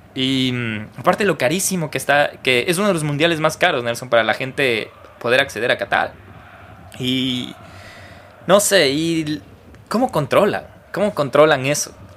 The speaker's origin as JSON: {"language": "Spanish", "country": "Ecuador", "said": "como ecuatorianos"}